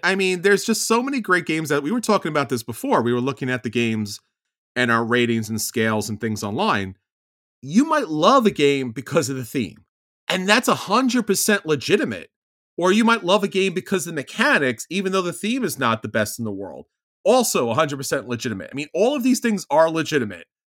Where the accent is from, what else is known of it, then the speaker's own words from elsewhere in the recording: New York, United States; I'm a New Yorker or Italian